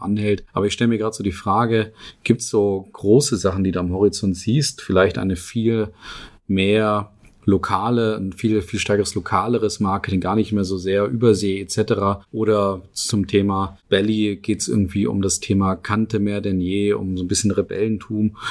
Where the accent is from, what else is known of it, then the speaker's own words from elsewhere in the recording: Northern Germany, Germany; Also bei uns in Norddeutschland, wo ich herkomme